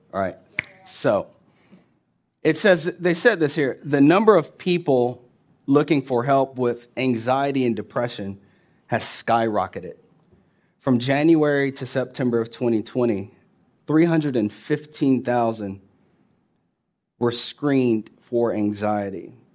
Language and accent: English; Orlando, Florida, United States; we're from Orlando